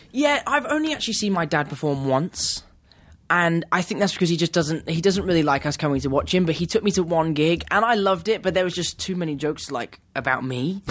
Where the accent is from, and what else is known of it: England, United Kingdom